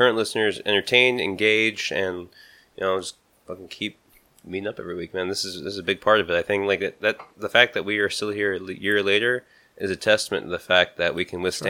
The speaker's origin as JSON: {"language": "English", "town": "Milwaukee", "region": "Wisconsin", "country": "United States", "said": "I'm from Milwaukee."}